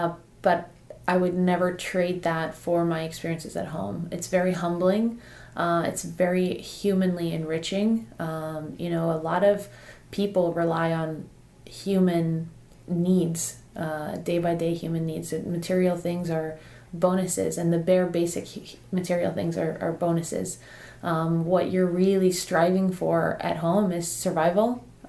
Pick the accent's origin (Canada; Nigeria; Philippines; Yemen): Nigeria; now in United States; and then I came to the States I came to Campbell.